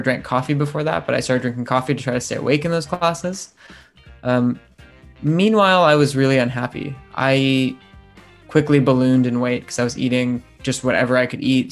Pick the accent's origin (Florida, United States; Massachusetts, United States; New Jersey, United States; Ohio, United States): Ohio, United States; also born or lived in California; now in London, United Kingdom; we grew up in Ohio